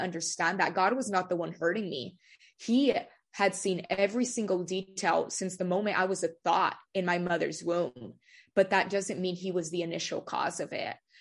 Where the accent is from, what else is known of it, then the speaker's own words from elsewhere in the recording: Delano, California, United States; also born or lived in Bakersfield, California; I was born in Bakersfield, but I currently reside in the town of Delano. I've lived there pretty much my whole life